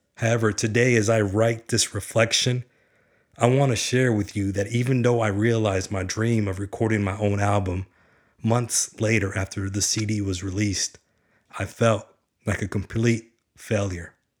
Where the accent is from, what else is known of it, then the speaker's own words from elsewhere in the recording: Garland, Texas, United States; I was born in Garland, Texas, a blue-collar town with a blue-collar working mother